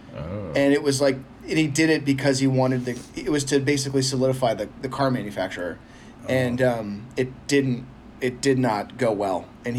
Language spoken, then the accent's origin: English; Northern California Bay Area, United States; I grew up in the Bay Northern Area. California, yeah.